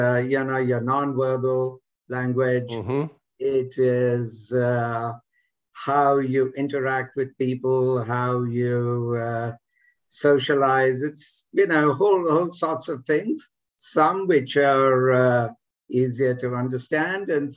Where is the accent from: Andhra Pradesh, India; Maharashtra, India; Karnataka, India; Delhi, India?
Delhi, India; moved away as an adult; also born or lived in United Kingdom / United States; now in Philadelphia, United States